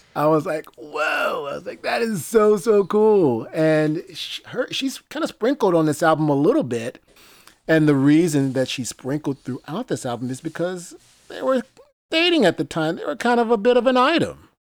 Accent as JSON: {"language": "English", "town": "Greenville", "region": "Mississippi", "country": "United States", "tie": "born or raised there", "said": "When I was a kid growing up in Greenville, Mississippi"}